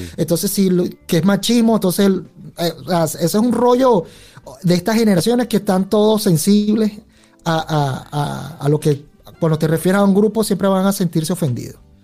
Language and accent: Spanish; Venezuela; yo me crié muy a lo venezolano